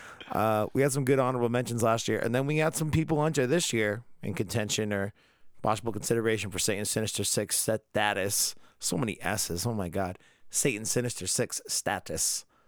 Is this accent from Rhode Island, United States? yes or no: yes; Rhode Island, United States; we're from Rhode Island